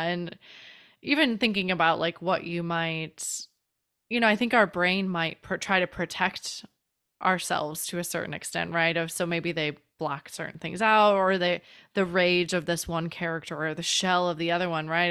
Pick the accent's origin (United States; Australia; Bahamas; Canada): United States; Chicago, Illinois; from Chicago